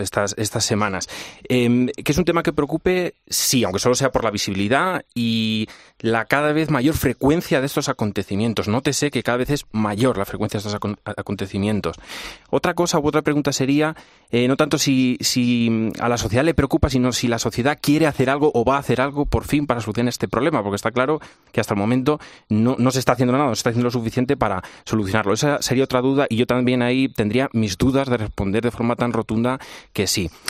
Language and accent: Spanish; Spain; Como europeo, como español.